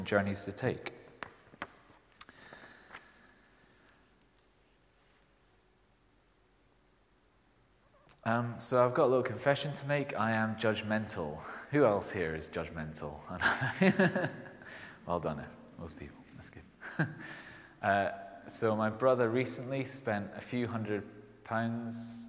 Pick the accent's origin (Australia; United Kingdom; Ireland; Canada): United Kingdom; Scotland; accent: Scottish; you might have heard from my accent, I'm Scottish. It doesn't really come out that strong